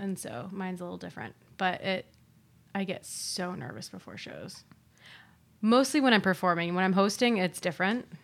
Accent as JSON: {"language": "English", "region": "Ohio", "country": "United States", "moved": "yes", "lives_now": "New York, United States", "said": "moving back to Ohio because it feels like home to me."}